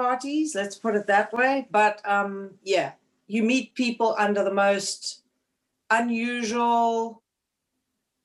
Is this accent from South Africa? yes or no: yes; Cape Town, Western Cape, South Africa; moved away as an adult; also born or lived in Bloomington, Indiana; now in Connecticut, United States; I was born and raised in Cape Town, South Africa, in a place called Clifton Beach